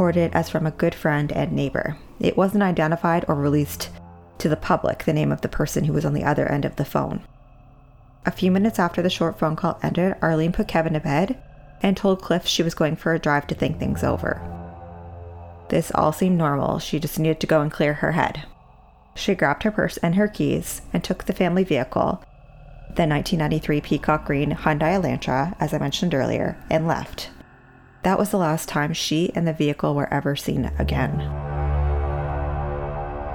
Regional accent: Eastern Passage, Nova Scotia, Canada; Eastern Passage is my hometown. I grew up and went to school here.

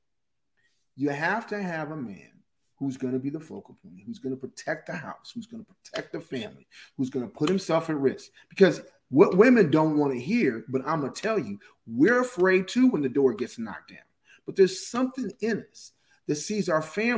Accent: Pasadena, California, United States; I grew up in Pasadena in a very, very white Anglo-Saxon community

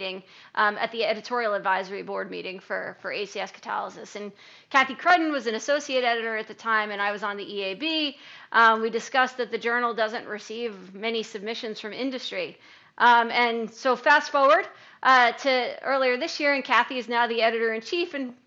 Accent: Colonia, New Jersey, United States; I grew up in Colonia, New Jersey, a stone's throw away from Merck's Rahway

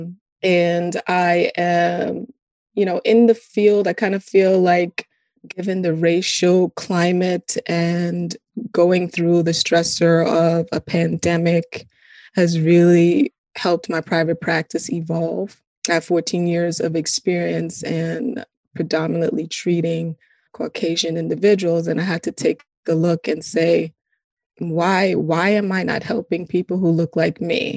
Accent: New York City, New York, United States; also born or lived in Guyana; I grew up in Brooklyn, East Flatbush.

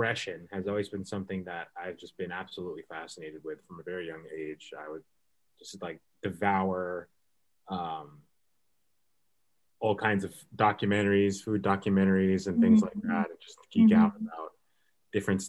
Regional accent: Belmont, Massachusetts, United States; also born or lived in Manhattan, New York; I grew up in Belmont, and both my parents are priests

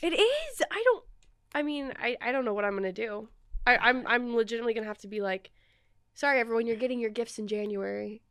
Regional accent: Oregon, United States; moved away; I didn't grow up here. I grew up in Oregon

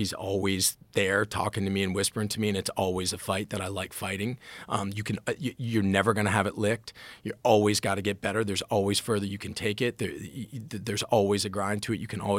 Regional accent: Washington, District of Columbia, United States; I'm very grateful for kind of how I grew up and where I grew up. I grew up in Washington.

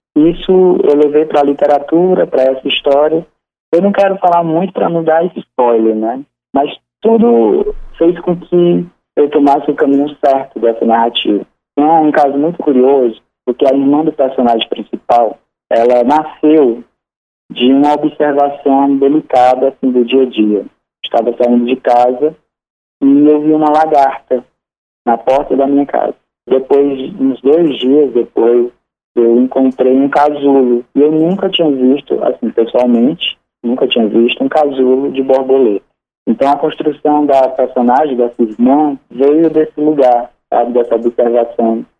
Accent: Sobral, Ceará, Brazil; Eu sou de Sobral, né? Sou filho de Sobral. Sobral é minha terra amada, sempre vai ser

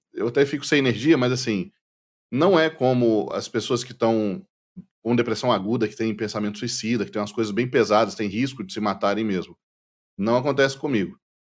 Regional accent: Brazil; nós brasileiros

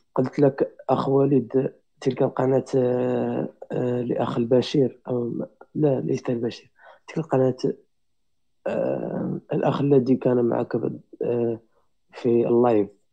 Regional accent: Morocco; انا مغربي

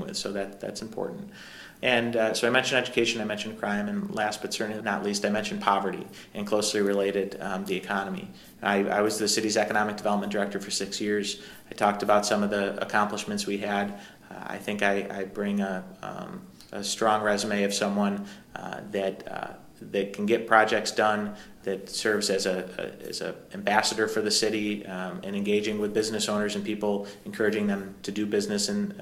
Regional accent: Syracuse, New York, United States; It's my hometown.

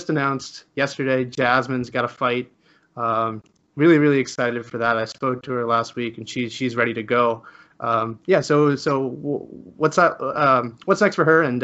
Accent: Canada; I'm Canadian

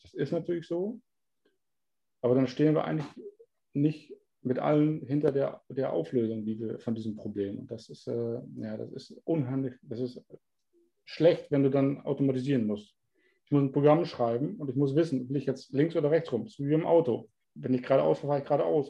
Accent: Germany; now in Netherlands; weil du Deutscher bist

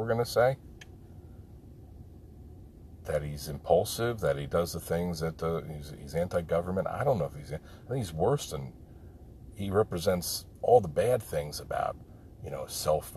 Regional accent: New Jersey, United States; Growing up in New Jersey

